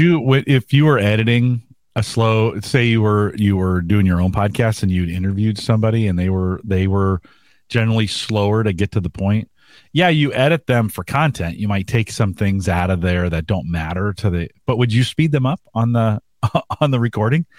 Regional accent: California, United States; moved away; I was from California.

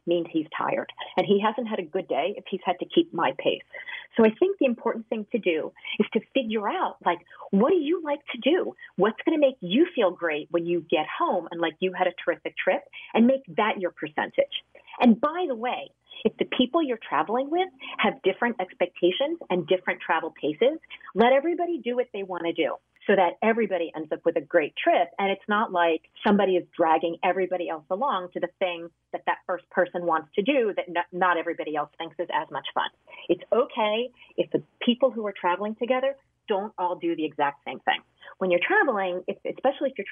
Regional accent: New Jersey, United States; I grew up in New Jersey

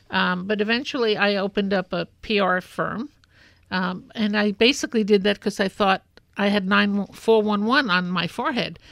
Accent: New York City, New York, United States; I grew up in Brooklyn.

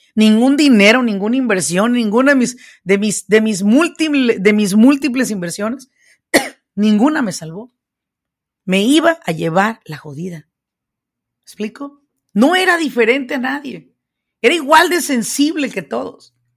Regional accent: Mexico; now in United States; yo soy hispana, yo soy mexicana, yo vine a este país, pues de mojada

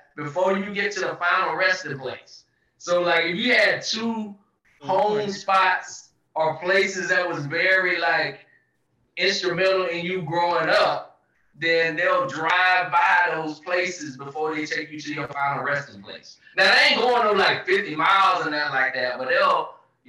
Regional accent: the South, United States; moved away; I grew up in the South

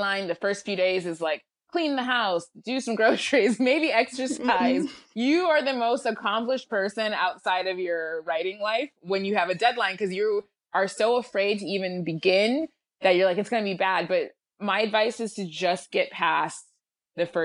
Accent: Lansing, Michigan, United States; moved away as an adult; I grew up in Lansing, Michigan

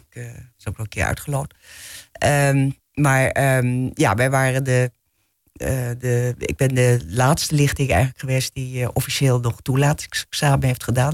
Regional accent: Bussum, North Holland, Netherlands; ik ben opgegroeid gegroeid in Bussum, dus hier niet zo ver vandaan.

